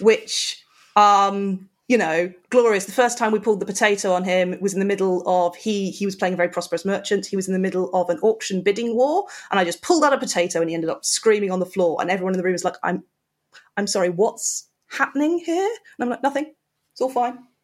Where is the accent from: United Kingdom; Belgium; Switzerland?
United Kingdom; we're British